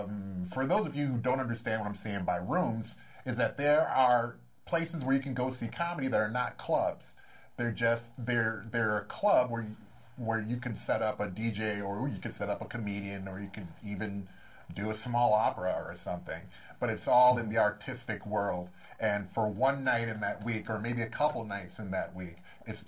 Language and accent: English; Racine, Wisconsin, United States; now in Los Angeles, United States; Originally, Racine, Wisconsin